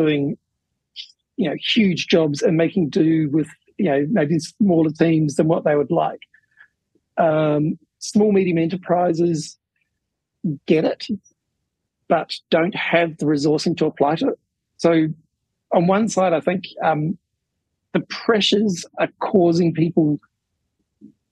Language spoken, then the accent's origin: English; New Zealand; When I was growing up, I grew up in New Zealand